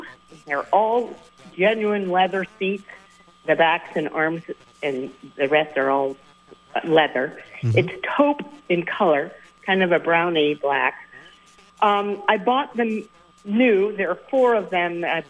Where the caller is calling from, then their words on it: Middlebury, Vermont, United States; from Middlebury.